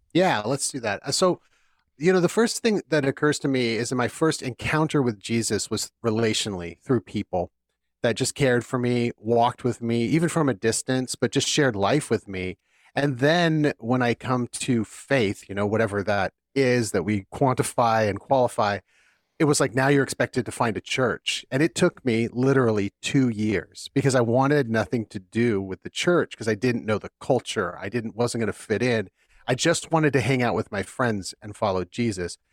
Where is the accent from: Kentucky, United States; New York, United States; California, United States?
California, United States; now in Philadelphia, United States; growing up in California and my family, most of my family and my wife's family being out there